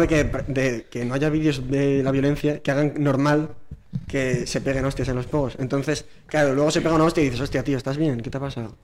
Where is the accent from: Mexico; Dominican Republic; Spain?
Spain; Burgos, Castile and León; moved away; Soy de Burgos